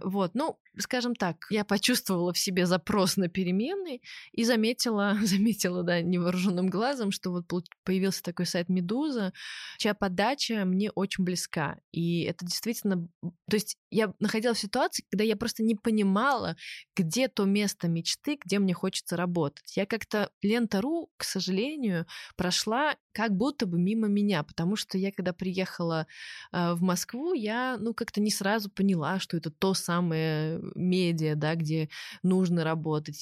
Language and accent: Russian; Minsk, Belarus; я росла в Минске